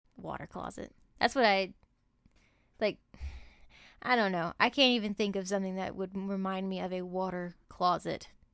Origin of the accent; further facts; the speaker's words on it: United States; being American